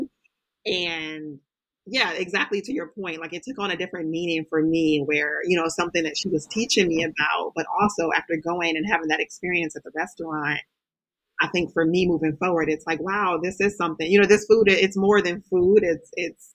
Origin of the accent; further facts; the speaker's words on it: California, United States; so I grew up in California